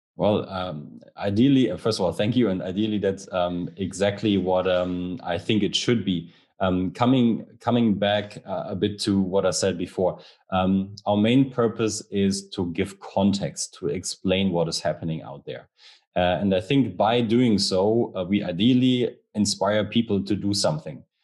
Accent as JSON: {"language": "English", "region": "Rhineland", "country": "Germany", "said": "I'm from the Rhineland region in Germany"}